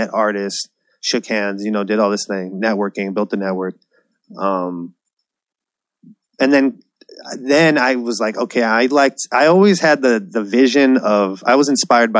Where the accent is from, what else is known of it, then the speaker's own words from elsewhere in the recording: San Diego, California, United States; moved away as an adult; also born or lived in Bay Area, California; I moved back to San Diego from the Bay Area.